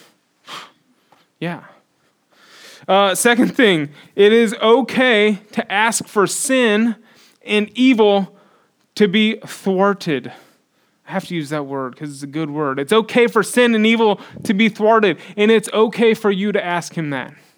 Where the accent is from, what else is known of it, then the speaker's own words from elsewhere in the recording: United States; we're American